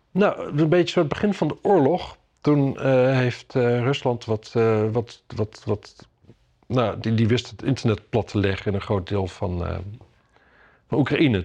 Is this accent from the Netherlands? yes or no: yes; Drenthe, Netherlands; now in Amsterdam, Netherlands; ik kom uit Drenthe. Ik kom uit Drenthe.